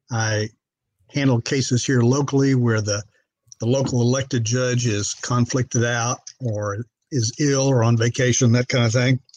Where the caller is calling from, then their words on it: Bryan, Texas, United States; I'm in a town of uh, about 100,000 called Bryan, Texas. Uh, adjoins College Station, Texas, the home of Texas A&M University.